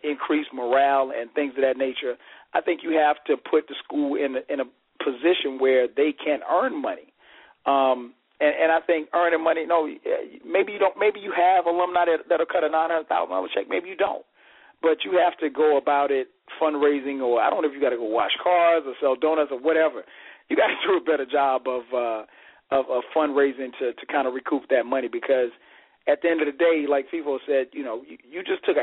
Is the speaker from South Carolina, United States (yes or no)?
yes; South Carolina, United States; growing up in South Carolina